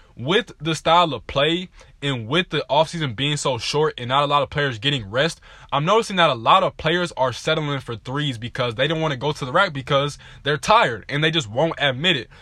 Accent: Southern California, United States; I'm from Southern California

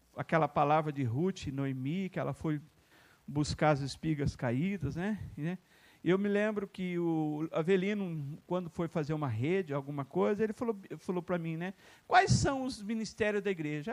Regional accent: Ouro Fino, Minas Gerais, Brazil; moved away; É onde eu nasci

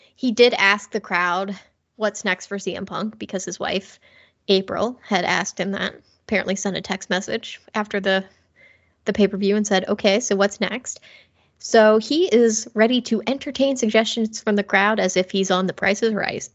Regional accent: Cincinnati, Ohio, United States

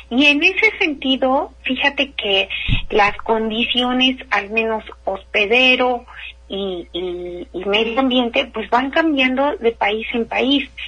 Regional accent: Mexico; a nosotros no nos hace daño, somos mexicanos, hemos sobrevivido a tantas cosas

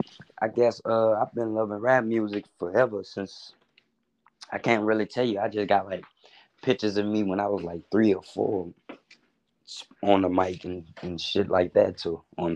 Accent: New Orleans, Louisiana, United States; moved away as an adult; now in New York, United States; I'm from New Orleans, but I moved to New York to do my music

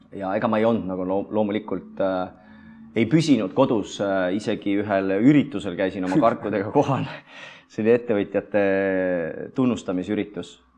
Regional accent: Estonia; see on minu kodulinn

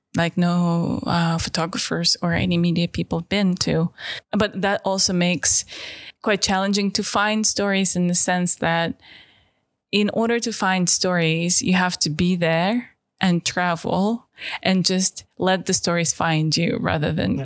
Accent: Tiksi, Sakha Republic, Russia; English is a second language; now in London, United Kingdom; I am from Siberia originally. Now I live in London.

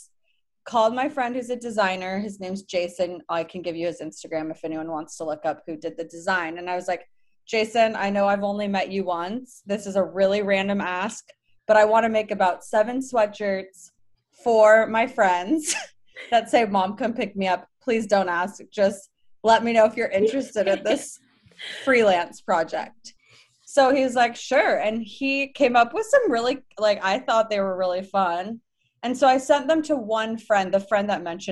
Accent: Los Angeles, California, United States; moved away as an adult; also born or lived in Provo, Utah / San Francisco, California; I'm from Los Angeles, California. I was born and raised there

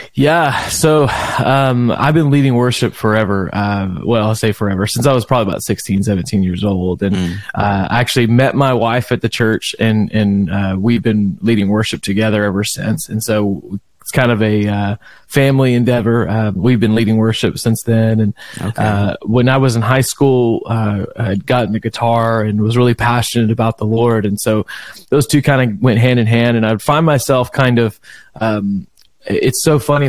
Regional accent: Beaumont, Texas, United States; I was born and raised in Beaumont, Texas

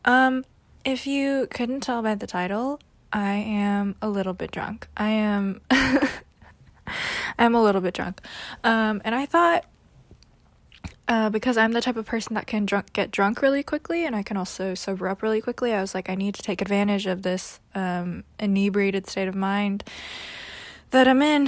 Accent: New York City, New York, United States; also born or lived in California; I was born and raised in New York City

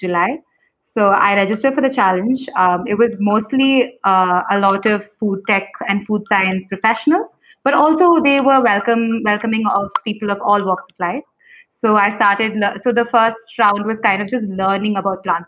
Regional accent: Kerala, India; I'm also from Kerala

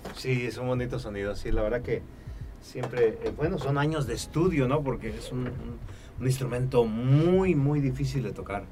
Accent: Tampico, Tamaulipas, Mexico; moved away; also born or lived in Mexico City / Los Angeles; soy oriundo de Tampico, Tamaulipas

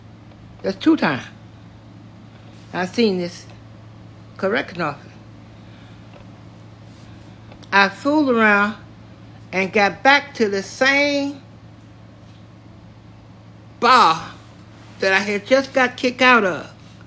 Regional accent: Tennessee, United States; I grew up in Tennessee. I don't know one thing about Kentucky.

